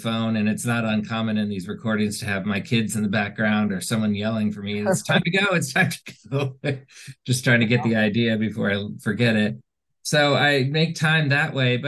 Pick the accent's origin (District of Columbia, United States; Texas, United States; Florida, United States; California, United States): District of Columbia, United States; Washington; moved away as an adult; now in Montclair, New Jersey, United States; I grew up in Washington.